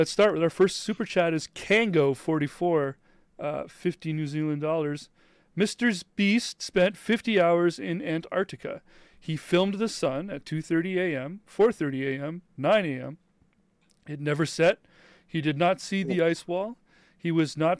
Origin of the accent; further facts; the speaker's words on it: Canada; being Canadian